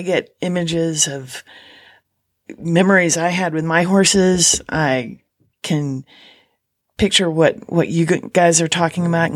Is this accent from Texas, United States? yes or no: yes; Houston, Texas, United States; I'm from Houston